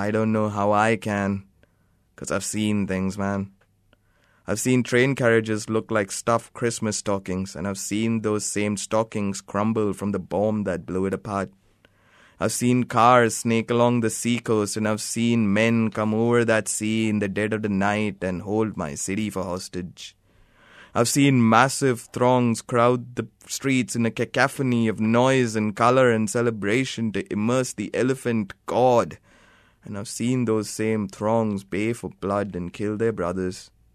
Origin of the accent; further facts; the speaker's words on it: Mumbai, Maharashtra, India; now in Brunswick, Australia; I'm from Sion.